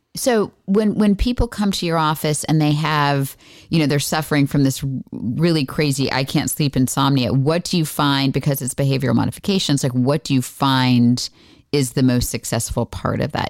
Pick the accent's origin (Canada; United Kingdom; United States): United States; Florida; I grew up in Florida